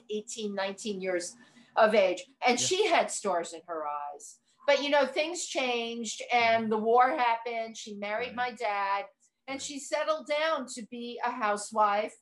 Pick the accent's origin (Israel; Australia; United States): United States; New York City, New York; I grew up in the Bronx, which was great